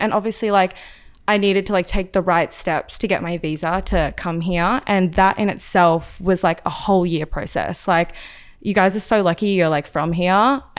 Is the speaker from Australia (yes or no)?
yes; Australia; moved away as an adult; now in Los Angeles, United States; So a lot of people think I'm British or they think I'm from New Zealand, but I'm actually Australian. I moved out here about 5 years ago.